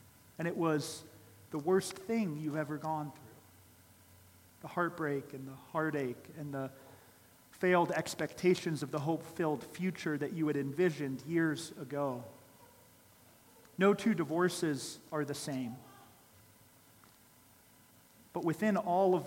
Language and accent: English; Columbus, Ohio, United States; I grew up in Columbus, Ohio